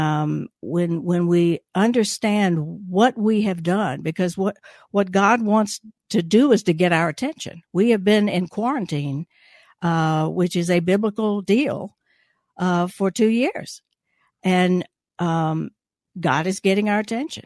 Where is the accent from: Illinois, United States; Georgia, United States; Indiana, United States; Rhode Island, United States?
Georgia, United States; Gainesville; born in Gainesville, so I'm a North Georgia